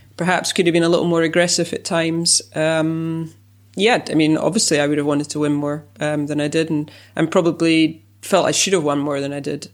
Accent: United Kingdom; being British

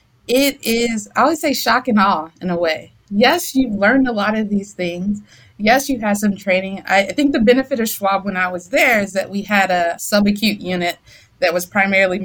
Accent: Durham, North Carolina, United States; moved away as an adult; also born or lived in St. Louis / Chicago; now in Columbia, Missouri, United States; I'm from North Carolina. I'm from Durham, North Carolina.

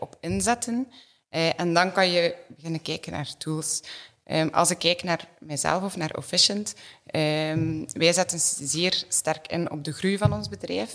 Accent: Ghent, Flanders, Belgium; opgegroeid in Gent.

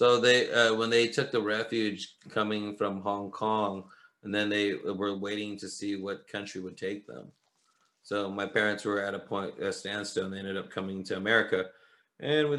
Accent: St. Louis, Missouri, United States; I'm from St. Louis

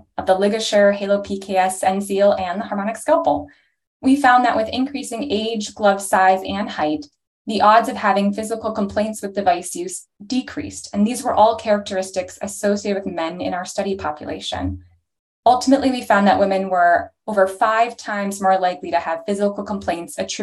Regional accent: Toronto, Ontario, Canada; moved away as an adult; also born or lived in Chicago, Illinois / North Carolina; now in Portland, United States; I'm from Toronto, Canada initially

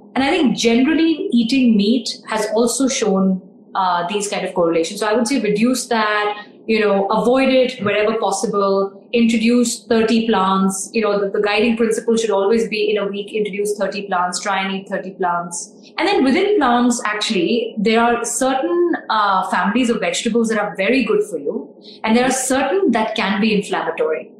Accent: India; we're Indian

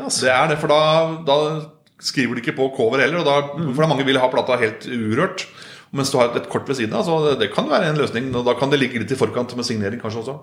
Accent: Solør, Innlandet, Norway; jeg er oppvokst på Kirketein oppe i Soler

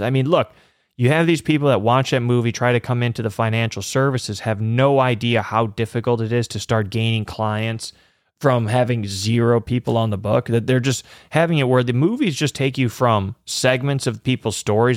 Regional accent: Chicago, Illinois, United States; I'm from the Chicagoland area

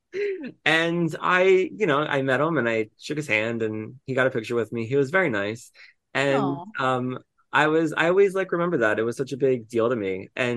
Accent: Philadelphia, Pennsylvania, United States; I'm from Philly. Well, I lived in the suburbs of Philly. I live in Philly right now

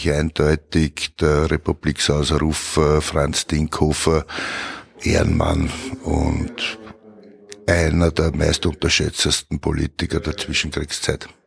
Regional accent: Vienna, Austria; Bin in Wien geboren, wohne in Wien, wie immer in meinem Heimatbezirk Wien-Donaustadt

